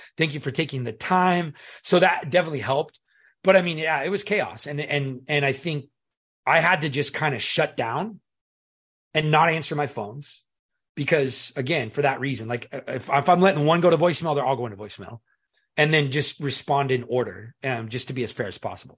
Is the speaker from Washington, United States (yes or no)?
yes; Seattle, Washington, United States; I was born and raised in Seattle